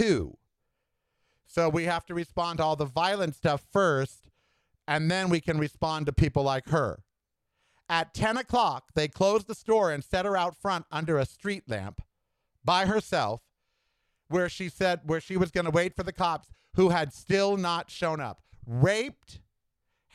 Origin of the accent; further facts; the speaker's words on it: United States; I am an American.